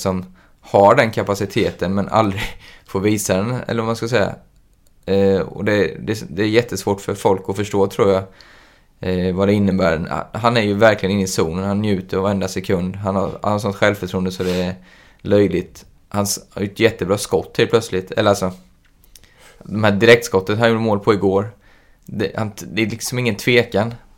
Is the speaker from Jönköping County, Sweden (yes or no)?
yes; Jönköping, Jönköping County, Sweden; Jag kommer från Jönköping